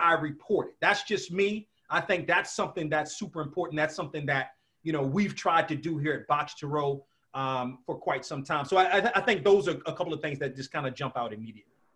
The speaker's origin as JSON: {"language": "English", "town": "Washington", "region": "District of Columbia", "country": "United States", "tie": "born or raised there", "said": "I grew up in the Washington area"}